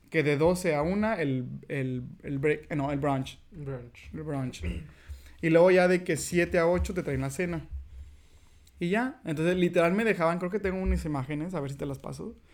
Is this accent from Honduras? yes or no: no; Mexico; moved away as an adult; now in Canada